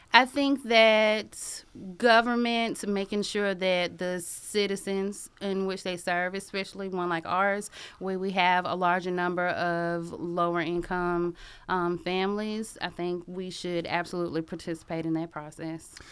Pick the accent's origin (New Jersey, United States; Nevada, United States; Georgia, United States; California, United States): Georgia, United States; Athens; I am from Athens. I graduated from Clark Central in two thousand three